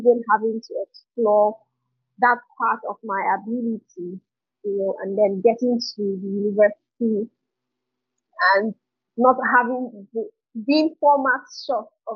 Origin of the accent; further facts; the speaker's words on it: Port Harcourt, Rivers State, Nigeria; moved away as an adult; now in Lagos, Nigeria; I grew up in Port Harcourt.